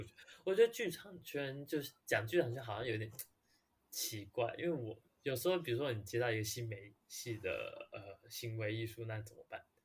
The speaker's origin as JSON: {"language": "Chinese", "region": "Hsinchu", "country": "Taiwan", "said": "我是普通高中的，然后新竹，哦，我新竹人"}